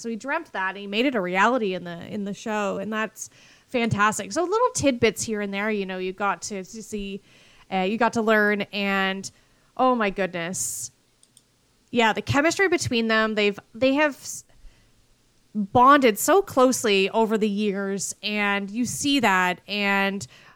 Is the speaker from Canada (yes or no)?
yes; Canada; I am Canadian